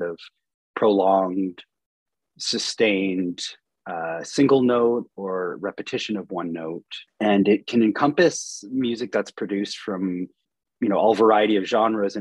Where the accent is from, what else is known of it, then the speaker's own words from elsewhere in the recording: Peterborough, Ontario, Canada; also born or lived in Wolfe Island, Canada; now in Kingston, Canada; I'm from Peterborough originally